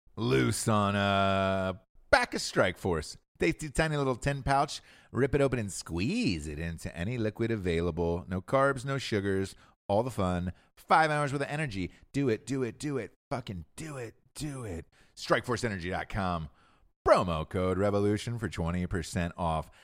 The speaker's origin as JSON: {"language": "English", "region": "Georgia", "country": "United States", "tie": "born or raised there", "moved": "yes", "said": "I'm from Georgia originally, right? And I'm looking, I look back at my high school people"}